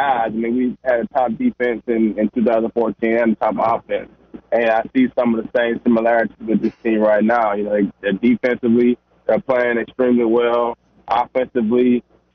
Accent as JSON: {"language": "English", "region": "the South", "country": "United States", "said": "I'm a Southerner"}